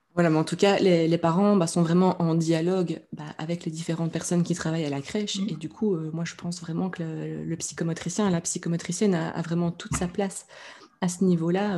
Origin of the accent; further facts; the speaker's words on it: Belgium; je suis belge